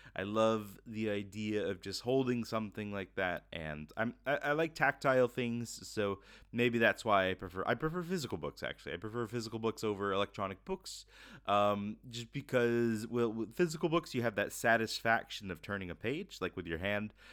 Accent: Florida, United States; moved away; I'm originally from Florida

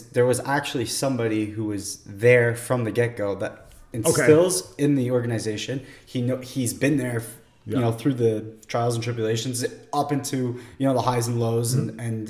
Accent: Canada; As a Canadian

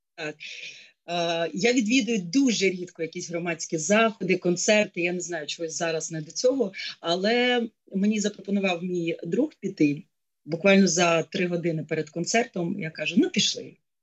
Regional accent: Kyiv, Ukraine; моє місто, мій рідний Київ

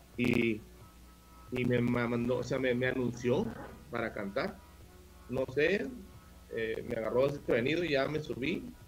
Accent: Ciudad Juárez, Chihuahua, Mexico; also born or lived in El Paso, Texas; aquí me quedé toda mi vida, nomás nací en El Paso, Texas este, por cosas de, familia, pero siempre viví pues desde, el primer día que salí del hospital aquí en, Ciudad Juárez, Chihuahua

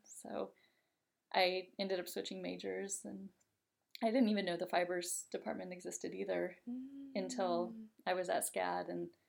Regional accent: Denver, Colorado, United States; I was born in Denver, Colorado, and grew up in a house with a lot of art influence.

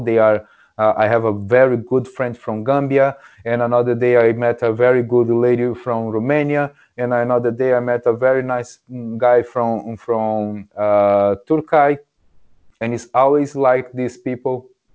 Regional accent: Brazil; English is a second language; moved away; I'm from Brazil

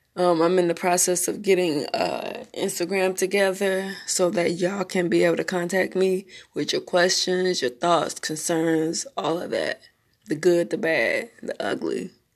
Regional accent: Memphis, Tennessee, United States; also born or lived in Smyrna, Tennessee / Marietta, Georgia; now in North Carolina, United States; I'm from Memphis, Tennessee. born, raised a little bit there between Memphis, Smyrna, Tennessee, and Georgia, Marietta, Georgia. Um, but I consider Memphis, Tennessee my home.

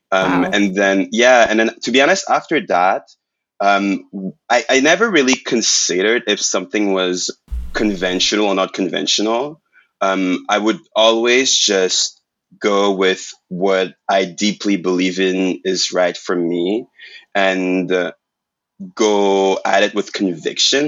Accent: Montreal, Quebec, Canada; first language French; English is a second language; moved away; I'm from Quebec. So, like, I'm from Montreal. Mm-hmm. And, like, I was born and raised, like, French.

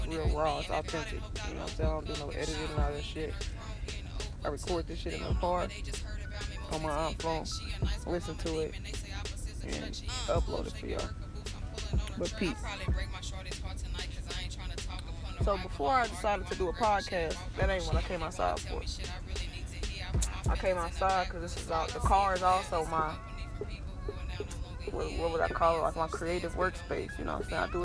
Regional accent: Indiana, United States; now in Texas, United States; I'm from Indiana

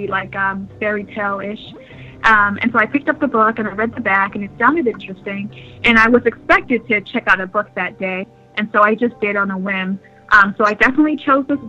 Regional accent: New York, United States; moved away as an adult; now in New Hampshire, United States; I'm originally from New York, and I've been living in New Hampshire for the last 5 years or so. So I went from being a city girl

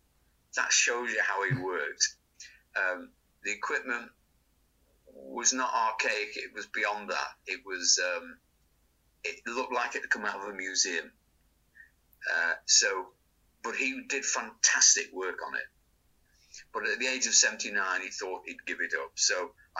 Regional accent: Manchester, North West England, United Kingdom; I was brought up in Crumsall.

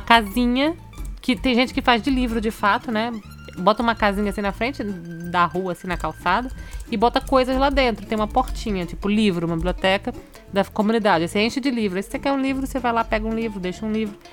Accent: Manaus, Amazonas, Brazil; moved away as an adult; now in Canada; Lá em Manaus, na minha terra

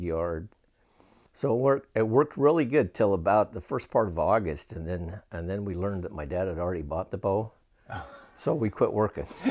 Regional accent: Clearfield, Utah, United States; moved away as an adult; also born or lived in South Ogden, Utah; now in Virginia, United States; Then we moved out to Clearfield, and that's where I spent the rest of my childhood

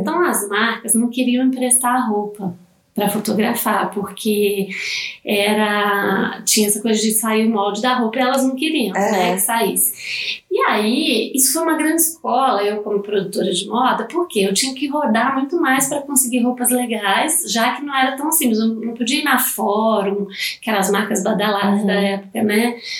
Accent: Minas Gerais, Brazil; now in São Paulo, Brazil; eu sou mineira, né? Não sou de, de São Paulo, eu sou de, de Minas

